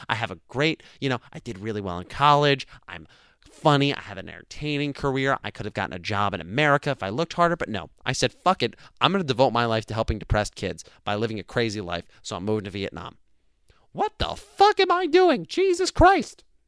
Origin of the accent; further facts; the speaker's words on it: New Jersey, United States; I'm from New Jersey.